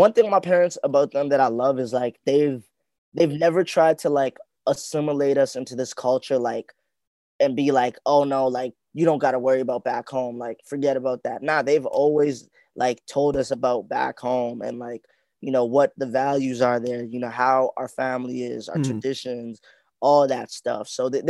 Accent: Canada; born there; Yeah, I was born here, but I've been back to my home country too, though, and I've seen like where my parents grew up.

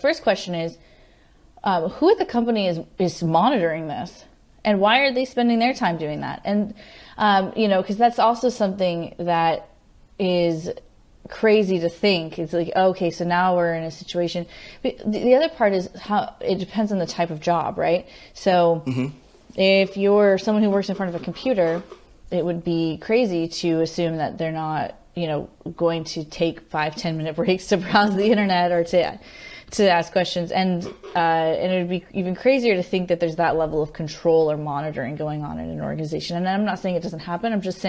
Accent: Henderson, Nevada, United States; also born or lived in California / Colorado / Florida; I moved around a bit, but I went to high school in Las Vegas, Nevada, Henderson, right outside of Las Vegas in Henderson. But I grew up before that in all over. I was California, Colorado, Florida.

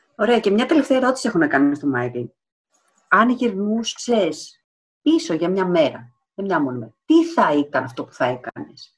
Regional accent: Alexandroupoli, Eastern Macedonia and Thrace, Greece; Είμαι από Αλεξανδρούπολη

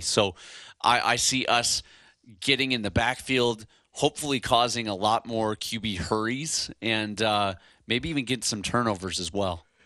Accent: Chicago, Illinois, United States; now in Hawaii, United States; I'm from Chicago

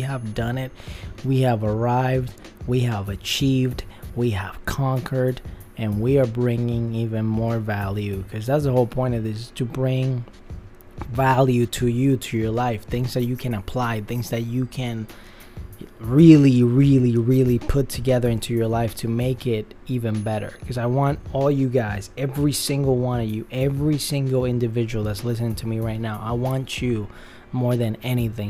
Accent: Puerto Rico; now in Los Angeles, United States; where I grew up in Puerto Rico, I love the people there

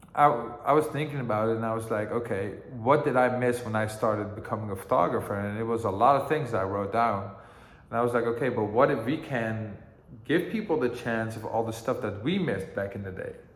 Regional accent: Amsterdam, North Holland, Netherlands; also born or lived in Greensboro, North Carolina, United States; growing up in Amsterdam

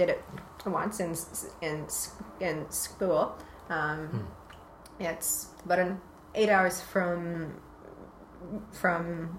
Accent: Winnipeg, Manitoba, Canada; It's a city called Winnipeg.

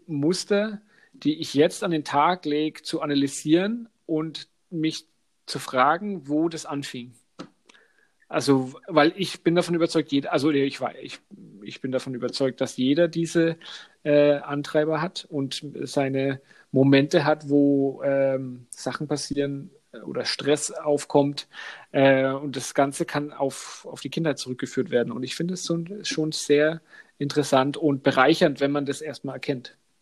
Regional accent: Franconia, Bavaria, Germany; accent: Franconian; unsere fränkische Aussprache

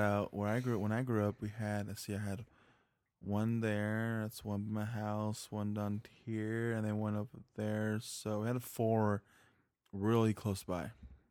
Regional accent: California, United States; I grew up in Orange County. I'm a huge Angel fan.

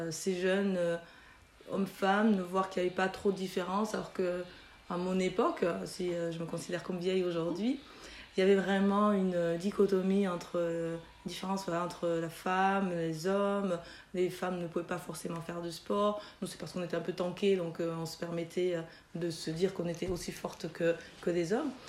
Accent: Toulouse, Occitania, France; also born or lived in Chad / Belgium; aujourd'hui j'ai 41 ans. Euh, je suis originaire du Tchad. Mes parents ont immigré euh, l'année de ma naissance, en, dans les années 78. ils ont immigré au Mirail, donc au quartier de la Rennerie.

